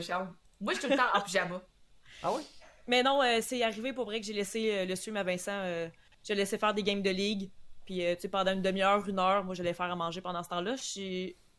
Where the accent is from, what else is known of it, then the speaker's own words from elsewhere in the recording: Montmagny, Quebec, Canada; quand je dis je viens de Québec, mais je viens vraiment pas de Québec, je viens de Montmagny